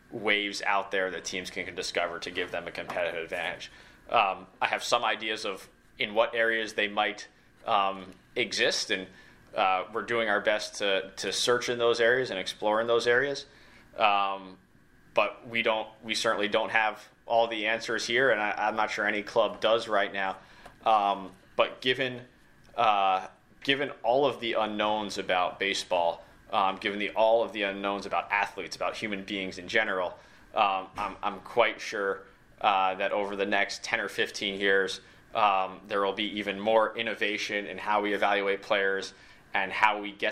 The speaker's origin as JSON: {"language": "English", "region": "Northeast", "country": "United States", "tie": "born or raised there", "said": "this was new to me because I grew up in the Northeast"}